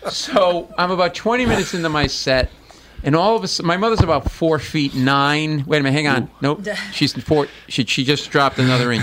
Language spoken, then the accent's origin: English; Providence, Rhode Island, United States; I grew up in Providence